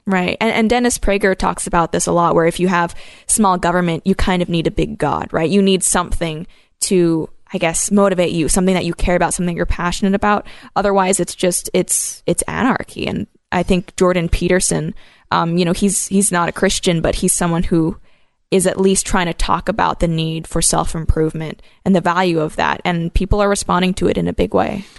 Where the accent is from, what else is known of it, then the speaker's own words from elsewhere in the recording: Hong Kong; now in Canada; I grew up in Hong Kong when it was currently a colonial power.